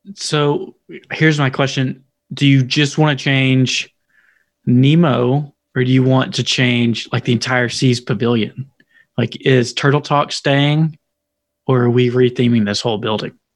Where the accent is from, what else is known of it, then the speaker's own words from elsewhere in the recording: Tennessee, United States; accent: country; I'm from Tennessee